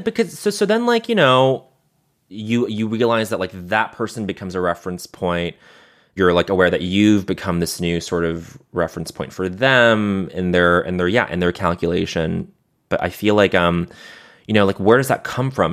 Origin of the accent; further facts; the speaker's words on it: Montreal, Quebec, Canada; growing up in Montreal